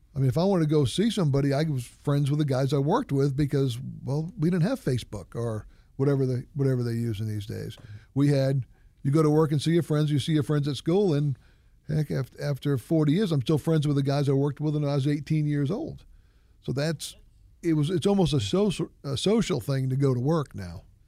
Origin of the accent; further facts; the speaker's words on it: New England, United States; moved away; I grew up in New England when some of the houses are two hundred, two hundred and twenty years old